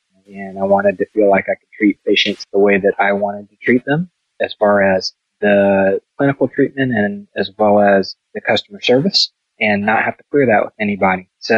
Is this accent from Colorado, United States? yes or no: yes; Colorado Springs, Colorado, United States; I'm originally mostly from Colorado Springs, but my family's from Eastern North Carolina. My dad was military, so I lived in several different places. But I would say the majority of my growing up time was in Colorado Springs.